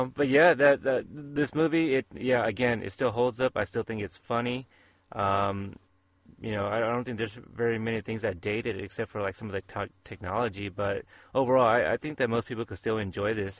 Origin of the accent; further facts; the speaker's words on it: Portland, Oregon, United States; my hometown